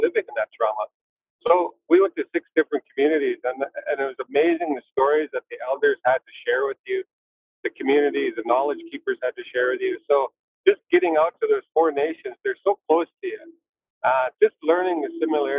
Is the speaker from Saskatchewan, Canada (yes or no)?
no; Bonaparte, British Columbia, Canada; We're unique too, where I grew up in Bonaparte